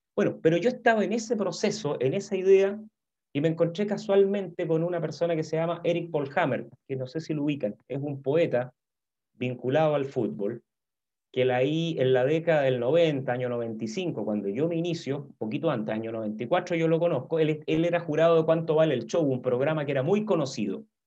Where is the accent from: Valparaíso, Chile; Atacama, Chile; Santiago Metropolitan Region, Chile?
Santiago Metropolitan Region, Chile; Santiago; also born or lived in Valdivia; yo nací en Santiago, eh, yo tengo 54 años. Em, me crié básicamente aquí en Santiago